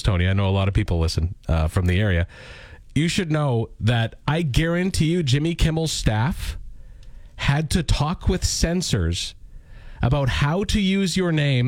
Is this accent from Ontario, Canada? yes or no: no; Lanigan, Saskatchewan, Canada; we go to my hometown